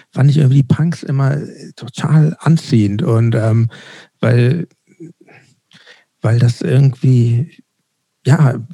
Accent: Hamburg, Germany; ich bin in Winterhude aufgewachsen und dann, das war vielleicht zwei Jahre später, 79, 80, da, also da war Hamburg noch ein bisschen anders, als es jetzt ist.

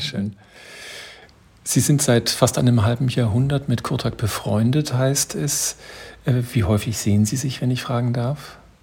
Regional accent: Germany; bei uns in Deutschland

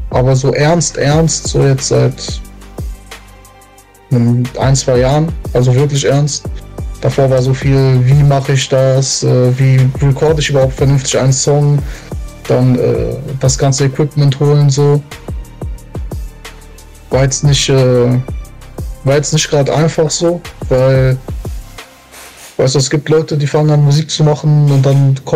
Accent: Hagen, North Rhine-Westphalia, Germany; also born or lived in Lünen / Portugal; Ich bin nicht gebürtig, ich bin in Lünen geboren, aber ich lebe fast mein ganzes Leben in Hagen.

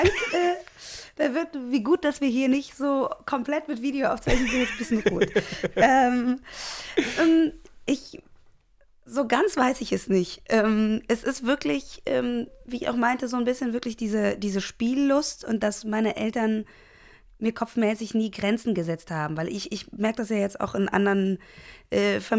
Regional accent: Cologne, North Rhine-Westphalia, Germany; ich bin in Köln groß geworden, ähm, in Köln-Delbrück und ähm, habe da jetzt auch 30 ähm, Jahre gelebt.

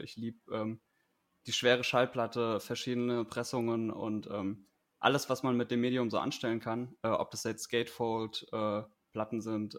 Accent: Hanau, Hesse, Germany; moved away as an adult; also born or lived in Gießen; now in Wiesbaden, Germany; geboren und aufgewachsen bin ich in Hanau

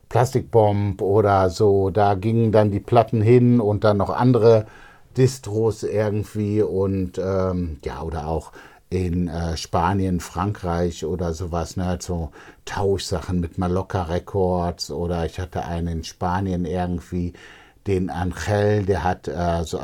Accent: Düsseldorf, North Rhine-Westphalia, Germany; Ja, ich mag auch Gerresheim irgendwie. Ne? Also Gerresheim ist meine alte Heimat

